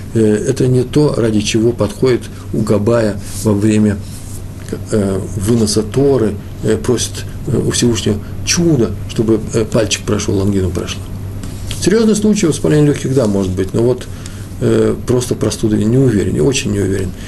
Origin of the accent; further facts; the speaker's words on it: Russia; я из России, я советский хасид